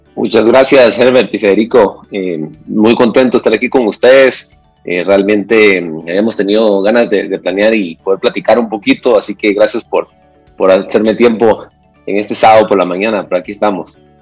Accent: Antigua Guatemala, Sacatepéquez, Guatemala; yo soy de Antigua Guatemala

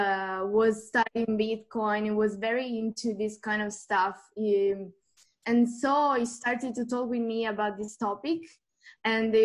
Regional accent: Apulia, Italy; English is a second language; moved away as an adult; also born or lived in Rome, Italy; now in Switzerland; born in Italy, in Puglia. I moved in Switzerland pretty soon when I was about 21. But all my study, I've done it in Italy

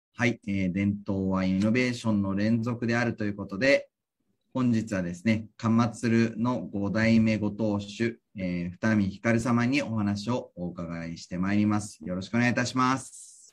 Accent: Tokyo, Japan; 東京育ち

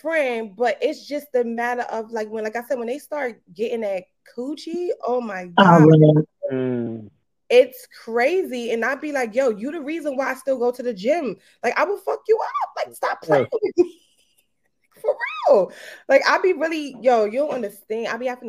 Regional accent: Brooklyn, New York, United States; I'm from Brooklyn. Definitely from Brooklyn. Kingsborough. Shout out to Kingsborough. Mm. Shout out to Brooklyn. All day. I be repping Brooklyn all the time.

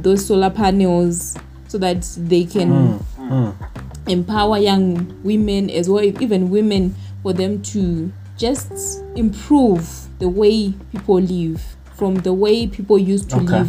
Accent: Uzumba Maramba Pfungwe, Mashonaland East, Zimbabwe; I come from Uzumba, Maramba Fungwe, from a village called Mango Village, which is located close to Uzumba High School

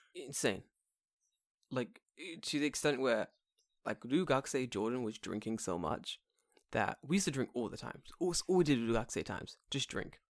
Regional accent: England, United Kingdom; we're from England

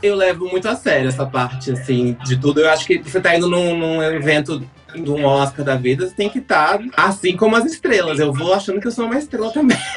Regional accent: Brazil; sou do Brasil

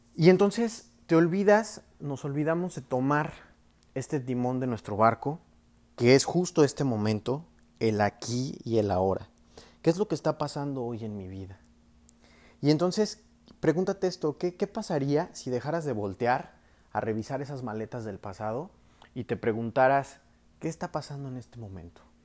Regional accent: Mexico; Soy mexicano, tengo 27 años actualmente

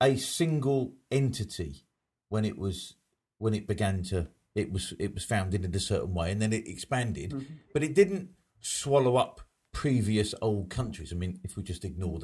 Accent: England, United Kingdom; I believe myself to be more British than I am English, and certainly more British than I am European

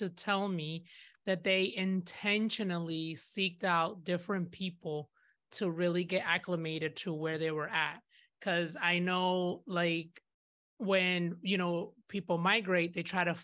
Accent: Grand Rapids, Michigan, United States; I'm from Grand Rapids, Michigan

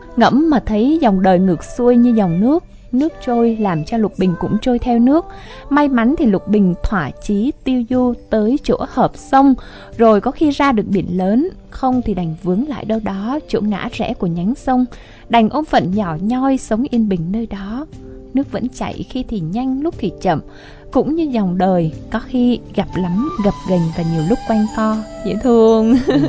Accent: Vietnam; born or raised there; moved away

